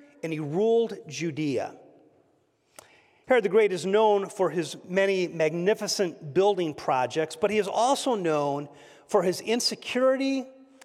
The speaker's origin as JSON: {"language": "English", "town": "Oxford", "region": "Michigan", "country": "United States", "tie": "born or raised there", "moved": "yes", "said": "Eva and I grew up together in Oxford, Michigan, and attended Oxford High School."}